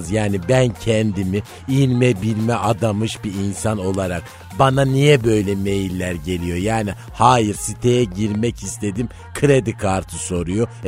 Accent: Çorum Province, Turkey; Bir kere İlber Kafkasyalıdır. Ben Çorumluyum yani.

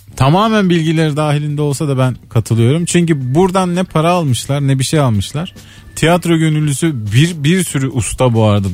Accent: Patara, Antalya, Turkey; moved away; Benim çocukluğum orada geçti

